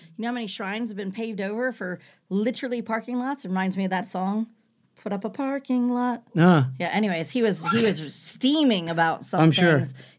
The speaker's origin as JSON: {"language": "English", "country": "United States", "moved": "yes", "lives_now": "Jeju, South Korea", "said": "well, as an American, I definitely have never, before moving to Jeju, it was nothing I experienced."}